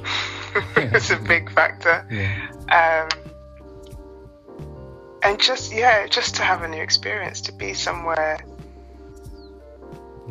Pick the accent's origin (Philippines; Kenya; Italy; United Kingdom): United Kingdom; England; moved away as an adult; now in Barbados; I grew up in England, but I moved out here last June